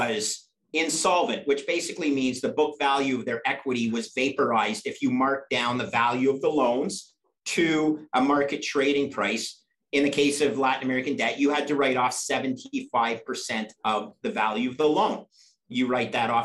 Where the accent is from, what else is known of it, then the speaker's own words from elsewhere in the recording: Canada; I'm a Canadian, but I went down for a two-year MBA at Cornell